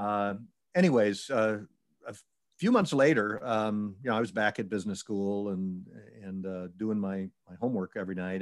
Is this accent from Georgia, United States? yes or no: no; Syracuse, New York, United States; I was born and raised in Syracuse, New York